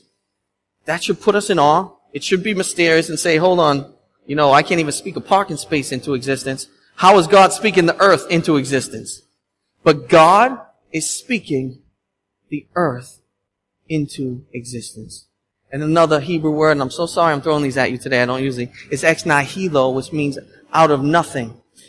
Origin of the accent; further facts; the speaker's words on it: Boston, Massachusetts, United States; I'm Bostonian